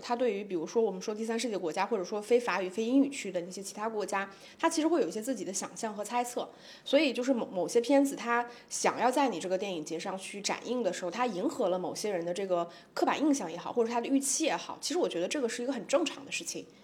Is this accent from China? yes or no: yes; Shanghai, China; 我们上海